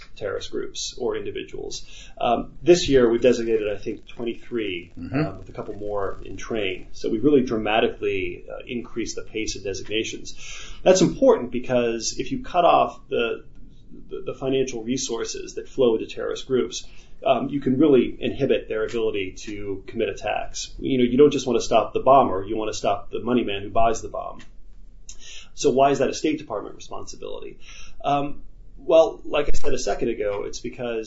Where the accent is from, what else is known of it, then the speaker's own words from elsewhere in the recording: United States; as an American